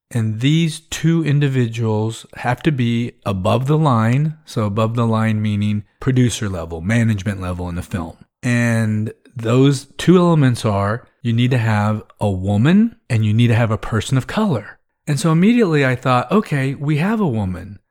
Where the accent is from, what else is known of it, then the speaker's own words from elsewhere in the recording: Texas, United States; growing up in the South